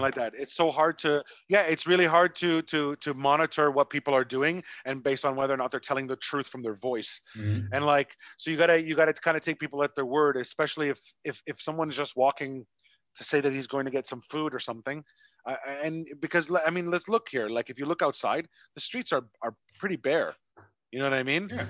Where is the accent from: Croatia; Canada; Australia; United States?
Canada; now in Vietnam